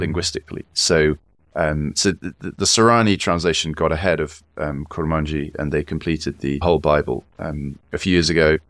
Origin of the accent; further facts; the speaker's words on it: South Wiltshire, South West England, United Kingdom; also born or lived in Kurdistan; now in Oxford, United Kingdom; I grew up in South Wiltshire